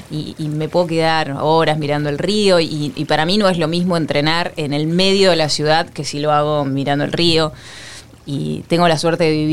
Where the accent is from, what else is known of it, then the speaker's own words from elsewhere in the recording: Rosario, Santa Fe, Argentina; Además soy muy rosarina